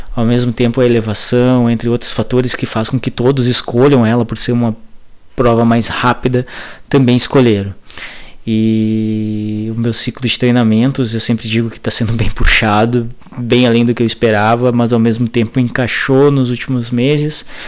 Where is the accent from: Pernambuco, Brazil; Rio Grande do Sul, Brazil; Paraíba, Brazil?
Rio Grande do Sul, Brazil; Passo Fundo; sou de Passo Fundo, Rio Grande do Sul